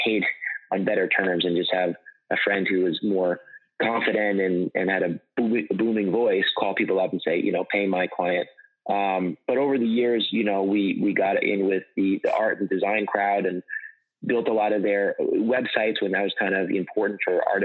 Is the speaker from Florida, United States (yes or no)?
no; Southampton, New York, United States; I grew up on Eastern Long Island